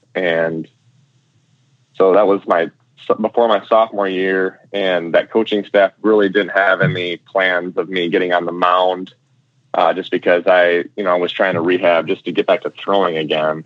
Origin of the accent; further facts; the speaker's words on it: Michigan, United States; I'm from Michigan, but my parents are from Wisconsin